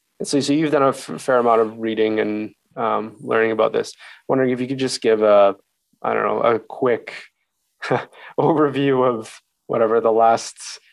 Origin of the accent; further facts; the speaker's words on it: Chilliwack, British Columbia, Canada; I grew up in Chilliwack, and there were a fair amount of First Nations bands around there.